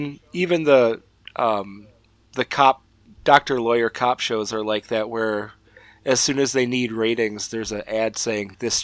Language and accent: English; Chicago, Illinois, United States; accent: Chicago; moved away; my Chicago accent comes out when I'm surrounded by other Chicago people.